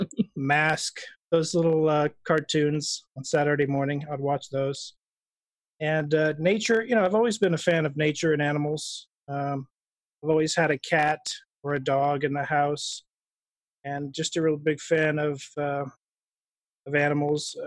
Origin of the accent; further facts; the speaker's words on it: Idaho, United States; I was born in Idaho